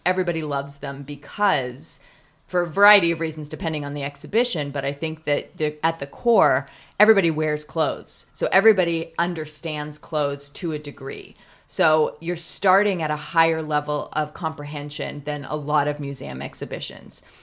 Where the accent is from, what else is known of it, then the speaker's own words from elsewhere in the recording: Pasadena, California, United States; I loved growing up in Pasadena.